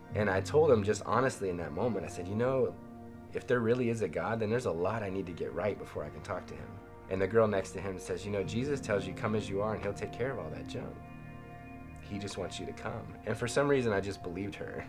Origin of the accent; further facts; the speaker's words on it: Las Vegas, Nevada, United States; I grew up in Las Vegas